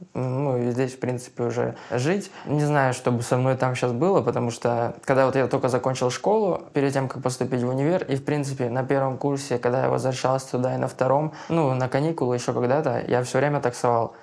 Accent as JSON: {"language": "Russian", "town": "Blagoveshchensk", "region": "Amur Oblast", "country": "Russia", "moved": "as an adult", "lives_now": "Saint Petersburg, Russia", "said": "Я из Дальнего Востока, Амурская область, город Благовещенск на границе с Китаем"}